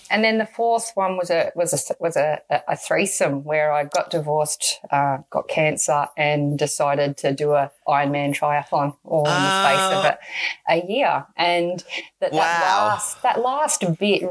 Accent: Melbourne, Victoria, Australia; I grew up in Strathmore, which is Essendon, right near the Essendon Airport

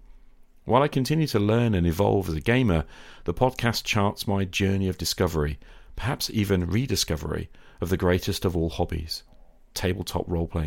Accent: United Kingdom; British high school teacher

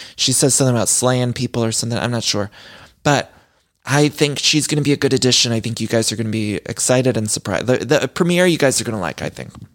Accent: Midwest, United States; now in Los Angeles, United States; y'all know I'm from the Midwest, but I've lived in California for so long

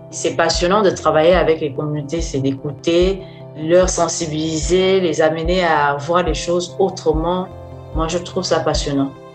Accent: Oyem, Woleu-Ntem, Gabon; Je suis gabonaise, je suis originaire de la 9e province du Gabon, la ville d'Oyem.

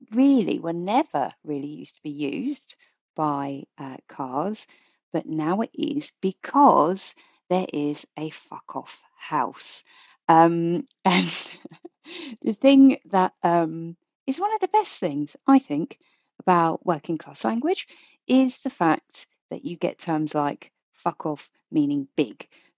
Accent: South East England, United Kingdom; And I was introduced as … from Kent. So there you are. I am … from Kent.

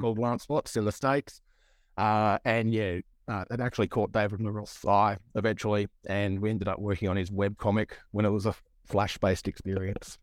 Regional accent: Broken Hill, New South Wales, Australia; I come from Broken Hill in Far West in New South Wales

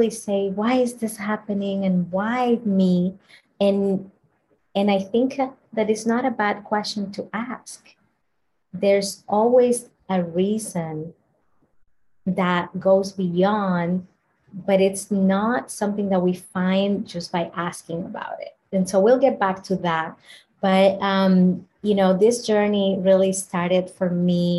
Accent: Dominican Republic; I grew up in the Dominican Republic in a slum, in extreme poverty

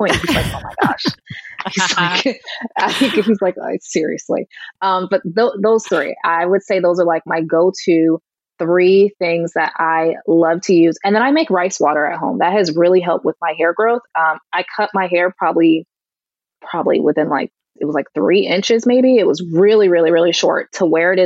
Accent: Connecticut, United States; my home state in Connecticut

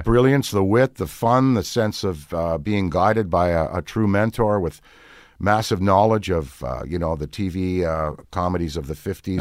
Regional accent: Ottawa, Ontario, Canada; moved away as an adult; I'm very Canadian, born in Ottawa, capital city

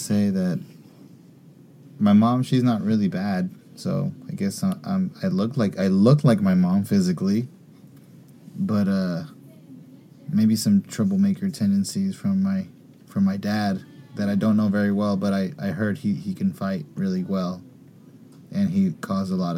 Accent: Puerto Rico; now in San Francisco, United States; I am from Puerto Rico

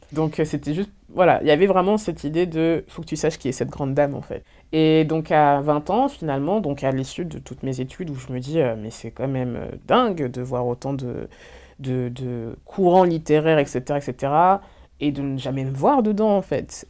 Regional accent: Orléans, Centre-Val de Loire, France; Je suis née à Orléans

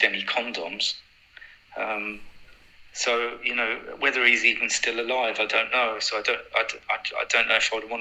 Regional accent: London, United Kingdom; I was from South London

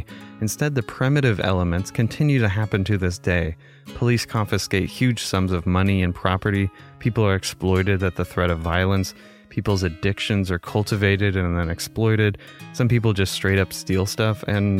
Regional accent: Chico, California, United States; my hometown of Chico, California

